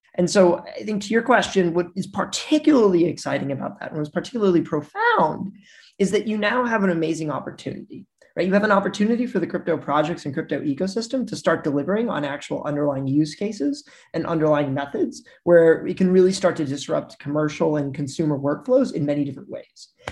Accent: Missouri, United States; I'm from Missouri, and in Missouri, you know, we're like the show me state

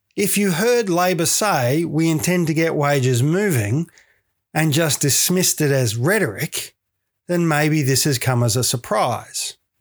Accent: Victoria, Australia; moved away; in Victoria, my home state, which I do miss dearly

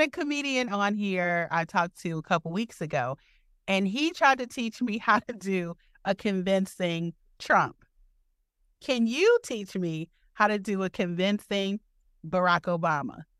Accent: Detroit, Michigan, United States; now in Milwaukee, United States; I'm originally from Detroit.

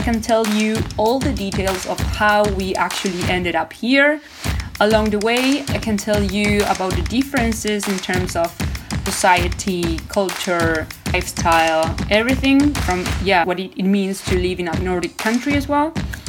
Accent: Argentina; English is a second language; moved away as an adult; also born or lived in Australia; now in Copenhagen, Denmark; I'm from Argentina, but I'm currently living in Denmark, in Copenhagen.

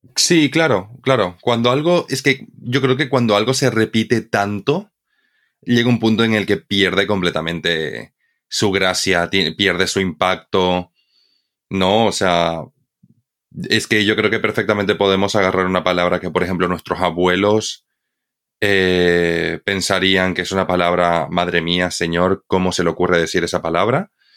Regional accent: Bolivia; now in Spain; cuando yo era pequeño, yo vivía en Bolivia. Entonces, para mí, como boliviano

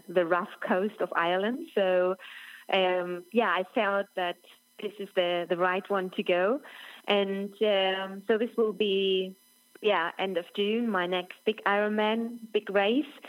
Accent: near Roth, Bavaria, Germany; English is a second language; my hometown is just 25 k's away from Roth

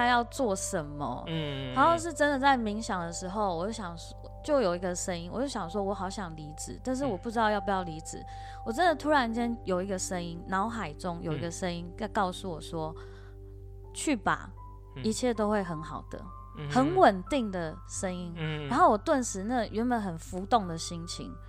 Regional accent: Taitung County, Taiwan; 一开始真的是休息，我还回台东待了好几个月，因为我台东人嘛。

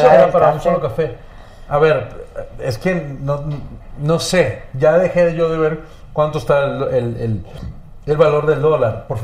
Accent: Venezuela; now in Mexico; yo soy el venezolano más mexicano.

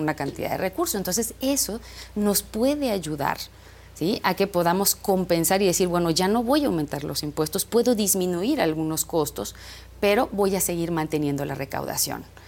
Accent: Tizimín, Yucatán, Mexico; now in Mérida, Mexico; crecí en Tizimín, ahora y media de Mérida

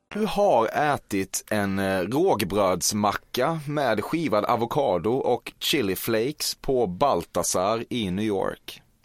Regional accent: Småland, Sweden; jag är från Småland

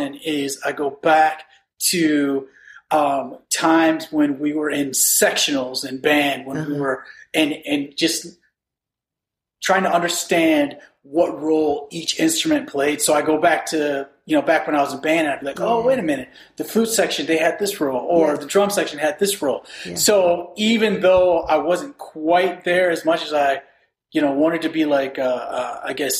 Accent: Elgin, Illinois, United States; I grew up in Elgin

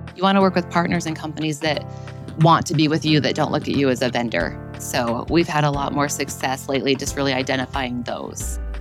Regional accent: Utah, United States; moved away as an adult; also born or lived in Baltimore; I was born and raised in Utah, but living in Baltimore

